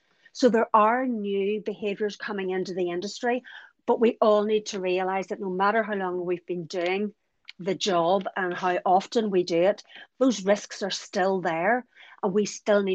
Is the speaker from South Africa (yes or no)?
no; County Donegal, Ireland; I'm from Donegal and I live about 7 miles from the scene of an accident